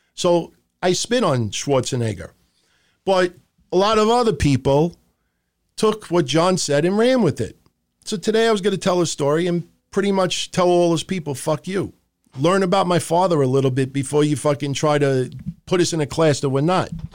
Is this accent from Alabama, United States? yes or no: no; New York City, New York, United States; I grew up in Middle Village, Queens